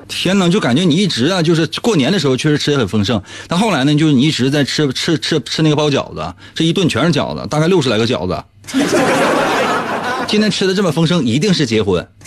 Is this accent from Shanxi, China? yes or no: no; Shenyang, Liaoning, China; 在我们沈阳